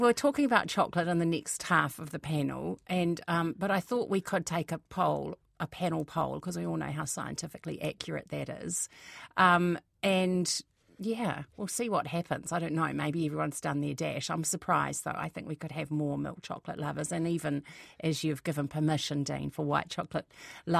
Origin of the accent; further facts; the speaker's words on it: Wellington, New Zealand; I grew up in Wellington